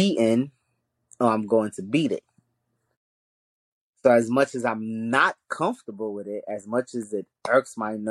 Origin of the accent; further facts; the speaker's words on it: New York City, New York, United States; first language Haitian Creole; English is a second language; also born or lived in Haiti; We grew up in Brooklyn